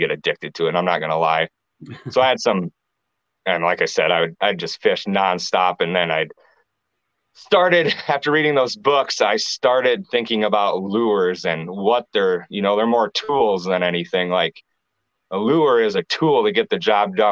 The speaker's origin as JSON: {"language": "English", "town": "Clear Lake", "region": "Iowa", "country": "United States", "tie": "born or raised there", "also_born_or_lived": "Cedar Rapids, Iowa", "said": "I moved back up to Clear Lake, and that's where there's a hometown"}